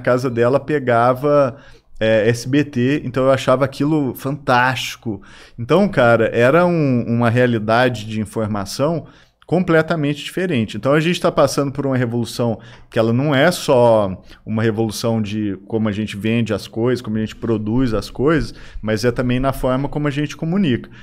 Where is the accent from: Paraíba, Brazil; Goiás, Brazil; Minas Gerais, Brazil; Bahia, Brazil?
Minas Gerais, Brazil; Araguari; quando eu nasci, era criança aqui em Araguari